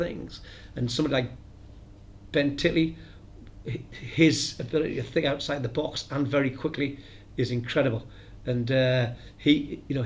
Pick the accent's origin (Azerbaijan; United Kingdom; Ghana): United Kingdom; the North East, North East England; moved away; I come from the Northeast